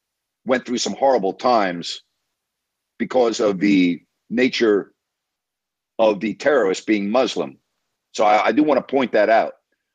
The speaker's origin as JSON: {"language": "English", "region": "New York", "country": "United States", "tie": "born or raised there", "said": "I grew up in New York. I grew up going into the city."}